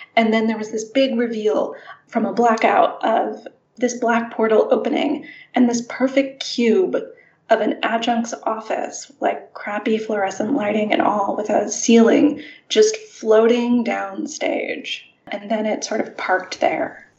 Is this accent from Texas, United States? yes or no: no; St. Louis, Missouri, United States; I grew up in St. Louis